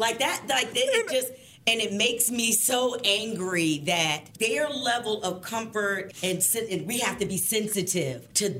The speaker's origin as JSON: {"language": "English", "town": "Hampton", "region": "Virginia", "country": "United States", "tie": "born or raised there", "moved": "yes", "lives_now": "Richmond, United States", "said": "we're both from Virginia. I'm from Tidewater."}